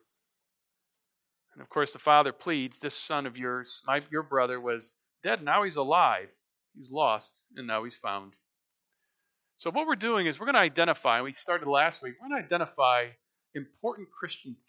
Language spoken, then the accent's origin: English; United States; we're American people.